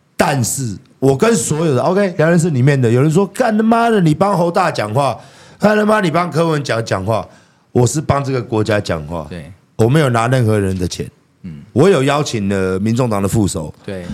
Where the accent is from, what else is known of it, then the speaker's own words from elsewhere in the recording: Taiwan; 我们台湾人